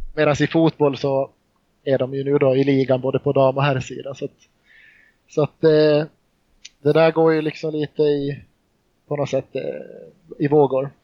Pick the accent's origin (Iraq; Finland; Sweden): Finland; Mariehamn, Åland; also born or lived in Jakobstad, Finland; Jag är född i Jakobstad, en, stad i Finland. Men flyttade till Åland, ja, jag var inte många månader gammal. Så flyttade jag till Mariehamn i Åland, på Åland. Och eh, här har jag bott sedan dess